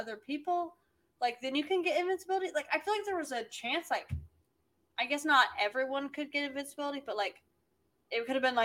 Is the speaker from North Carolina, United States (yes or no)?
no; Arkansas, United States; now in Oklahoma, United States; I'm originally from Arkansas